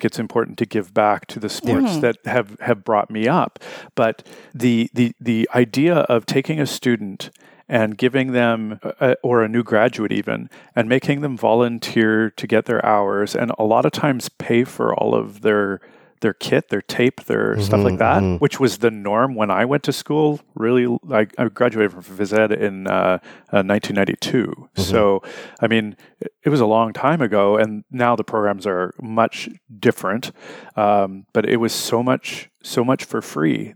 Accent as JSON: {"language": "English", "town": "Winnipeg", "region": "Manitoba", "country": "Canada", "said": "I'm from Winnipeg"}